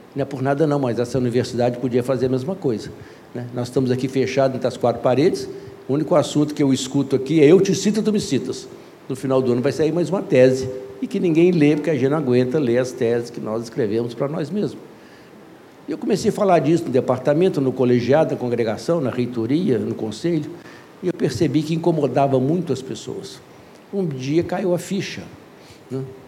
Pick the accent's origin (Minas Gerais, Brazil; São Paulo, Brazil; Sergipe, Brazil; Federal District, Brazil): Minas Gerais, Brazil; Belo Horizonte; sou mineiro por sorte